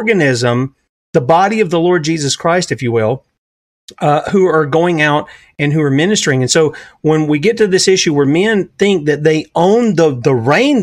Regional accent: South Carolina, United States; I'm the redneck from South Carolina

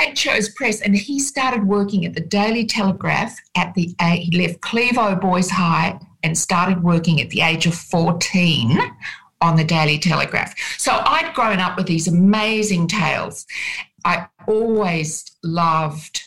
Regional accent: Sydney, New South Wales, Australia; I grew up in Sydney, on Sydney's North Shore

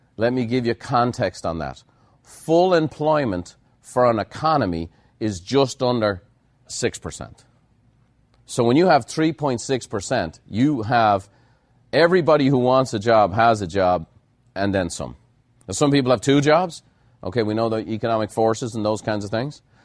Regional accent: Ireland; moved away as an adult; now in United States; being Irish

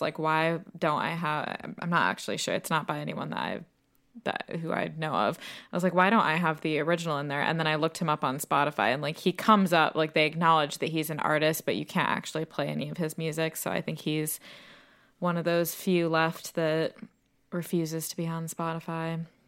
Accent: United States; moved away as an adult; now in United Kingdom; as an American, I grew up

